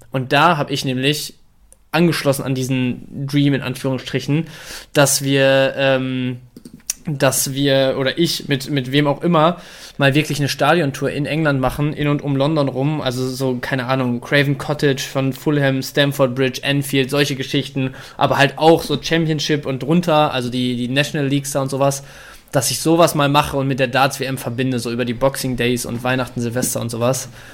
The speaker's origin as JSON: {"language": "German", "town": "Dortmund", "region": "North Rhine-Westphalia", "country": "Germany", "tie": "born or raised there", "said": "als gebürtiger Dortmunder"}